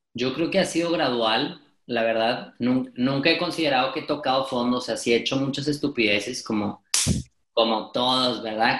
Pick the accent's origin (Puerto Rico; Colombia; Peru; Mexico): Mexico; Monterrey, Nuevo León; estudio comunicación en Monterrey, soy regiomontano, aquí mexicano